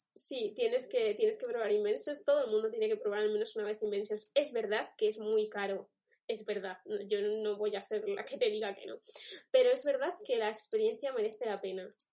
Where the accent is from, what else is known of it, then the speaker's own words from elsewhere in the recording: Spain; somos españoles